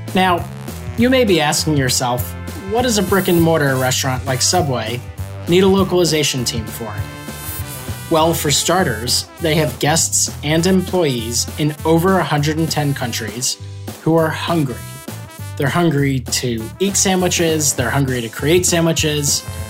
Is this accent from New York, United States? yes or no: yes; New York City, New York, United States; I am from New York City, but my family is from Louisiana